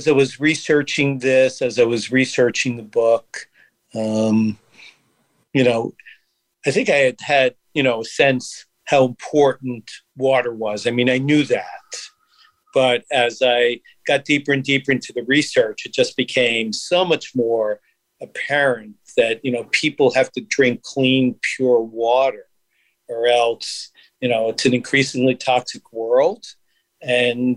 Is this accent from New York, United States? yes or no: yes; New York City, New York, United States; I grew up in Brooklyn in my first 11 years of my life